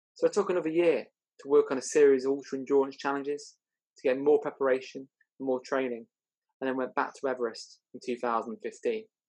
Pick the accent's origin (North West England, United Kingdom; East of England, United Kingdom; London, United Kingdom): North West England, United Kingdom; Chester; I was brought up in Chester, and my parents gave me a great start in life.